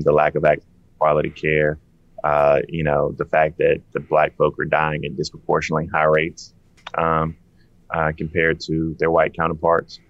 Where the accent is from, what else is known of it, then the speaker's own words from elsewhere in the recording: Denmark, South Carolina, United States; moved away; also born or lived in Atlanta, Georgia; I'm from Denmark